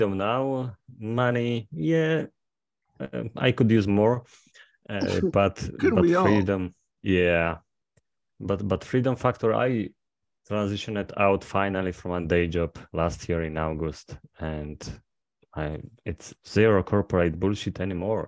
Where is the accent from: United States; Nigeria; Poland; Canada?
Poland; from Poland